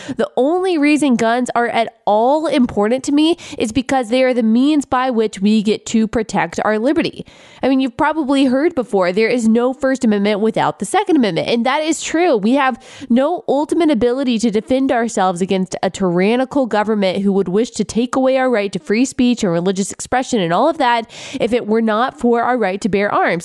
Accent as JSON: {"language": "English", "region": "Texas", "country": "United States", "tie": "born or raised there", "said": "I grew up in Texas"}